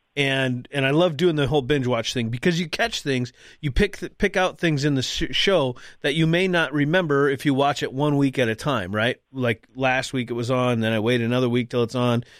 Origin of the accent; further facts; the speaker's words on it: North Dakota, United States; I'm from North Dakota. For those that, again, that, those that don't know, I live in North Dakota